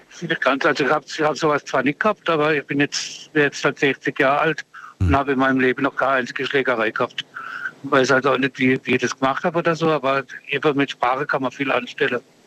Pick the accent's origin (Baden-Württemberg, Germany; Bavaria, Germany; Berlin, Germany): Baden-Württemberg, Germany; Freiburg; ich bin im Ortsteil aufgewachsen in Freiburg